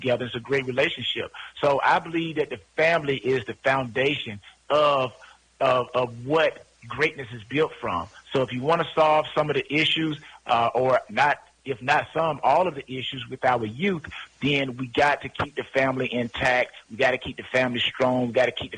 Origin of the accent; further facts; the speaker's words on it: LaGrange, Georgia, United States; also born or lived in Fort Valley, Georgia; I'm from LaGrange, Georgia, Georgia boy, born and raised